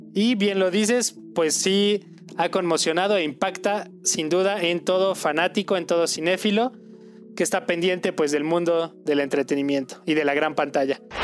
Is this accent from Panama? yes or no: no; Mexico; nosotros como mexicanos